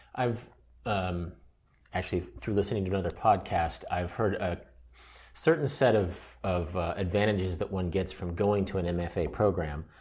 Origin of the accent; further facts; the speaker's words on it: Midwest, United States; I'm a Midwesterner